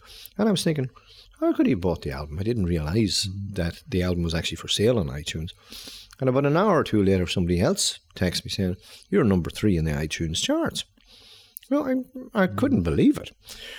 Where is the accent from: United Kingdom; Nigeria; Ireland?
Ireland; Clones, County Monaghan; also born or lived in Dublin; now in Drogheda, Ireland; I'm originally from Clonus.